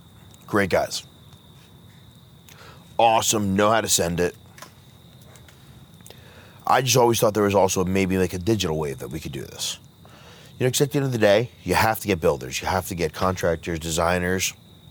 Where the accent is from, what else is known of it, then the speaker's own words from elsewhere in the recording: Freehold, New Jersey, United States; born there; I was born in Freehold.